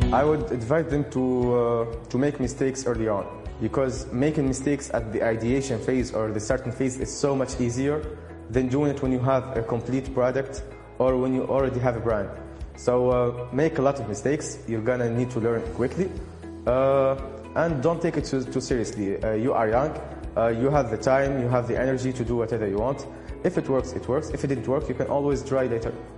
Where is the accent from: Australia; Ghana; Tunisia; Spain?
Tunisia; Sousse, Sousse Governorate; I'm from Tunisia, from Sousse specifically